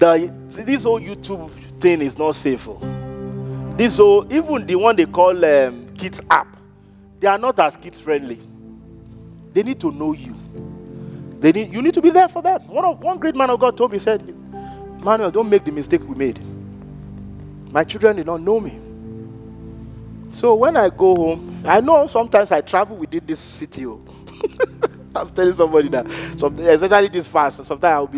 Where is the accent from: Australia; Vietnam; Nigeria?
Nigeria; moved away; we grew up in Africa